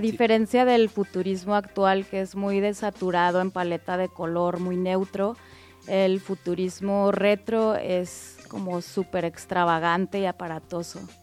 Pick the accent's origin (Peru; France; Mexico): Mexico; Guadalajara, Jalisco; born or raised there